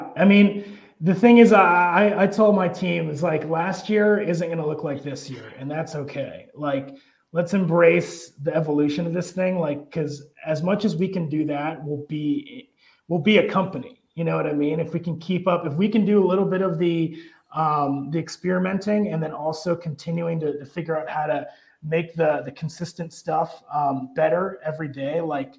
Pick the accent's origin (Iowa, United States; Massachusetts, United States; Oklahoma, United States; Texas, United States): Iowa, United States; Marshalltown; also born or lived in Erie, United States; And I grew up in Marshalltown, Iowa, in Erie, Pennsylvania. I was the only Asian kid in all my classes.